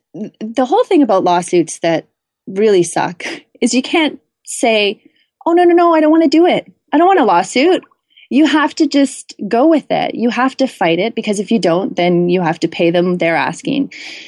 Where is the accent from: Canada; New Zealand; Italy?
Canada; So as a Canadian, getting a US book deal was a big deal.